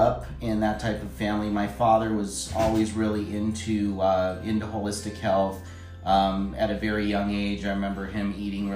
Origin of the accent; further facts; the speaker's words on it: Los Angeles, California, United States; moved away as an adult; now in Reno, United States; I grew up in LA, Los Angeles, California